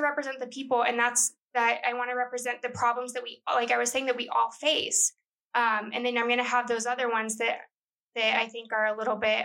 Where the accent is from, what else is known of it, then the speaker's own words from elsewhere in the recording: El Paso, Texas, United States; I'm from El Paso